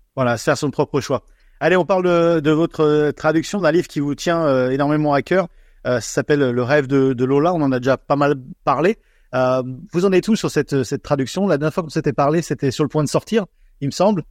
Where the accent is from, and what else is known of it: France